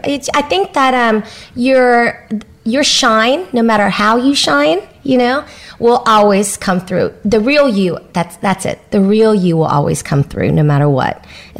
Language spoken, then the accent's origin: English; Vietnam; born there; I'm Asian, first of all, second generation Asian, but I was born in Vietnam, which makes me even more conservative than the Asians born here nowadays.